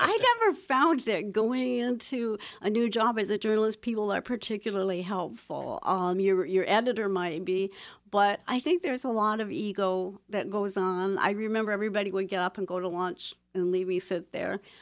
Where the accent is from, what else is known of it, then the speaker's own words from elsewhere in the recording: Toledo, Ohio, United States; moved away; I was born and raised in Toledo, Ohio, in the heart of the Industrial Belt